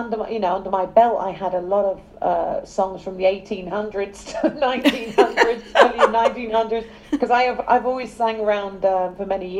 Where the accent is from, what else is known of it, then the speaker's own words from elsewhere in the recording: London, United Kingdom; moved away; I'm from England. I was born in South London.